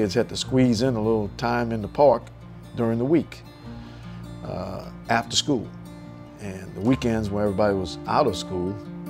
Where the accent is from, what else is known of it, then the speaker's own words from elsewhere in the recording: New Orleans, Louisiana, United States; as a kid growing up in New Orleans